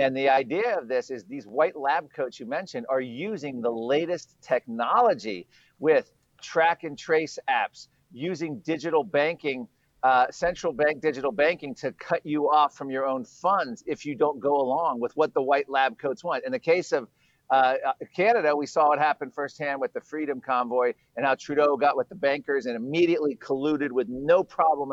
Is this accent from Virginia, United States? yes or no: yes; Virginia, United States; now I'm in Virginia. My home state is Virginia